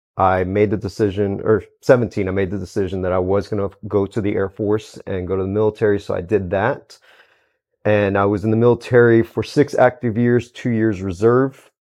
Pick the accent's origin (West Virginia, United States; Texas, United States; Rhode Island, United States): Texas, United States; Houston; Born and raised in Houston, Texas